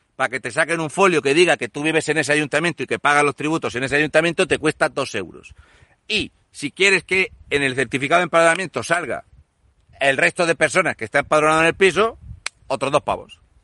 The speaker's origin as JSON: {"language": "Spanish", "region": "Region of Murcia", "country": "Spain", "said": "Yo soy el murciano encabronado."}